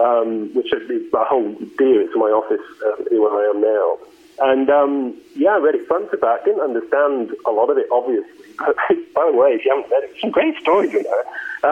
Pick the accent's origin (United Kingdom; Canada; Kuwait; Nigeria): United Kingdom; the north of England; moved away as an adult; also born or lived in Australia; now in United States; So I am English originally, but I have lived in the U.S. now since 2006. But yeah, I was born and raised in the north of England.